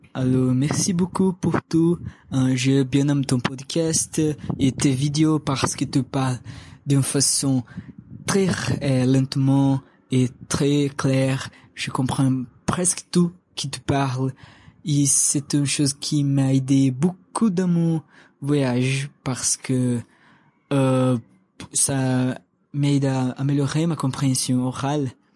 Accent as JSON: {"language": "French", "town": "Fortaleza", "region": "Ceará", "country": "Brazil", "tie": "born or raised there", "first_language": "Portuguese", "second_language": "French", "said": "je parle déjà le portugais parce que je suis né en Brésil"}